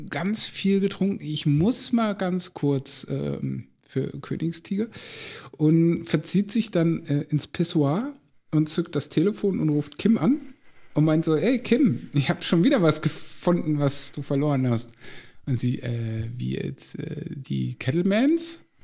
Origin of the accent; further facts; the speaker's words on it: Lower Saxony, Germany; also bei uns in Ostfriesland sagt man so ein bisschen töffelig.